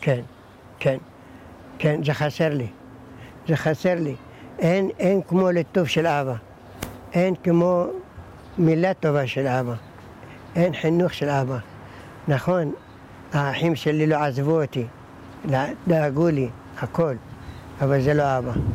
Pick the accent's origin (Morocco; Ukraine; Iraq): Iraq; also born or lived in Baghdad; now in Kiryat Shmona, Israel; אני נולדתי בעיראק